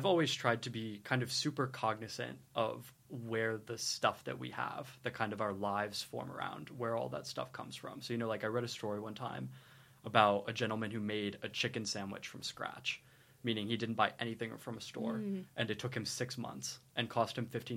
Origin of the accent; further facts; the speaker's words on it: Lewisburg, West Virginia, United States; moved away as an adult; now in St Andrews, United Kingdom; I'm from Lewisburg, West Virginia